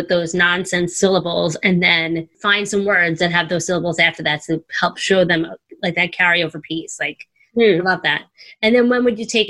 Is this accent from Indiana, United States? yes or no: no; New York, United States; I'm a girl from New York